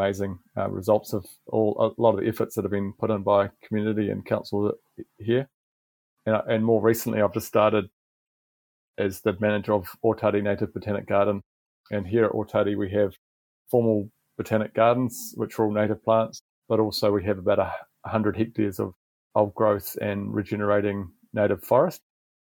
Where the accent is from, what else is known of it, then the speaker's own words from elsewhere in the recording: New Zealand; accent: Kiwi; It's probably my Kiwi accent.